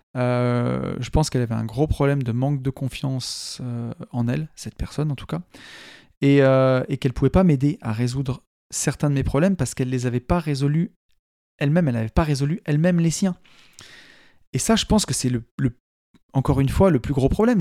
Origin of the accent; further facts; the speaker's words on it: Saint-Étienne area, Auvergne-Rhône-Alpes, France; en tant que Stéphanois, hein, c'est un pays de mines